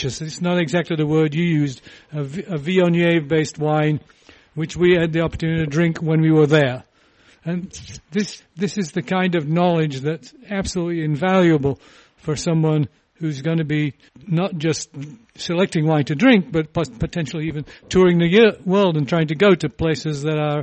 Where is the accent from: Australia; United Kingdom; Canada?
United Kingdom; England; moved away; When I was growing up in England